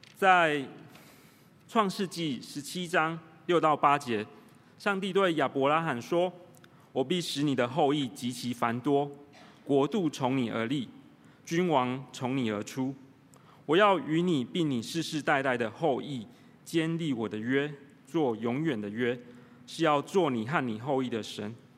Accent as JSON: {"language": "Chinese", "town": "Tainan", "country": "Taiwan", "tie": "born or raised there", "also_born_or_lived": "United Kingdom", "moved": "yes", "said": "我在台南长大"}